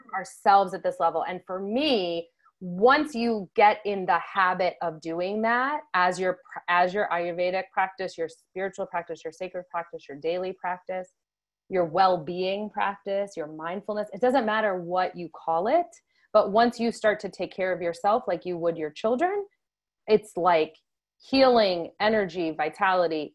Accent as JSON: {"language": "English", "region": "Connecticut", "country": "United States", "said": "I'm from Connecticut"}